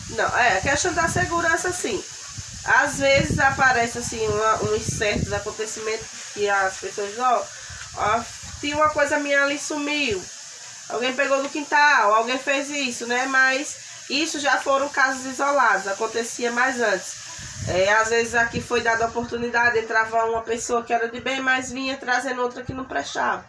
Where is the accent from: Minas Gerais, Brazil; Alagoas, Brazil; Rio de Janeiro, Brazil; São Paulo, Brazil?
Alagoas, Brazil; Arapiraca; also born or lived in Folha Miúda; Sou daqui de Arapiraca mesmo. Nasci num sítio